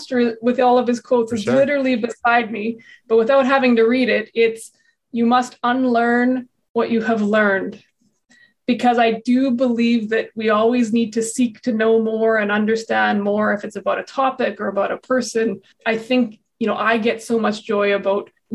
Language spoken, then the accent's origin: English; Brandon, Manitoba, Canada; also born or lived in Winnipeg, Manitoba; I'm, you know, born and raised in Brandon, educated there, and then moved to the big city in Winnipeg